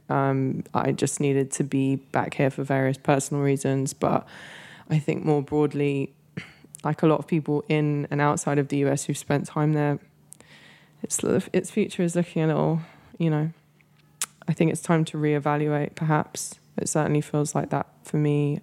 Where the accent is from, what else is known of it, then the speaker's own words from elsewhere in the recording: London, United Kingdom; moved away as an adult; also born or lived in Los Angeles, United States / New York, United States / Mexico City, Mexico; I grew up in London